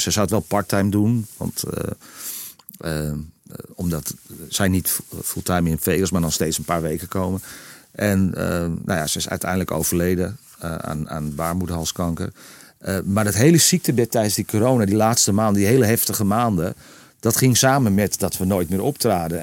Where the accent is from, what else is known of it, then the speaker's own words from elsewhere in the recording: Purmerend, North Holland, Netherlands; moved away; de spuistraat in permanent waar ik ben geboren. Eh, eh, waar, ik al heel lang niet meer woon